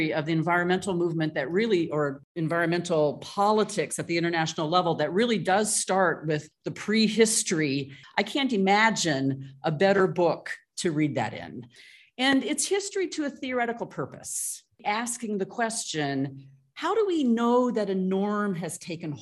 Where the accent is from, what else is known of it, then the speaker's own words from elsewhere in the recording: United States; my home country, the United States